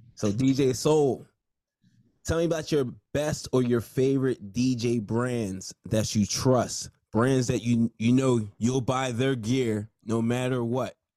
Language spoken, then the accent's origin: English; Nigeria; I'm Nigerian, so you know I was supposed to be a doctor